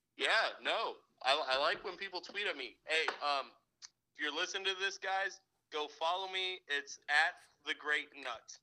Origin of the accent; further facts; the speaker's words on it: Springfield, Missouri, United States; also born or lived in Camp Pendleton, California; I moved to Springfield when I was a baby. And I've stayed here